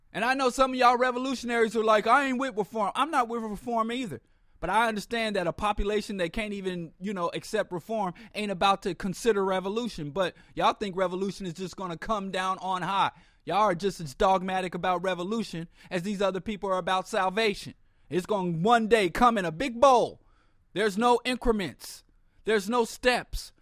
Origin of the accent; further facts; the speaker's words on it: Kansas City, Missouri, United States; I was raised in Kansas City, Missouri